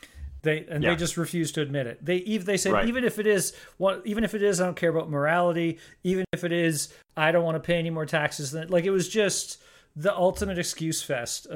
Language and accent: English; Canada; I'm Canadian and I live in Canada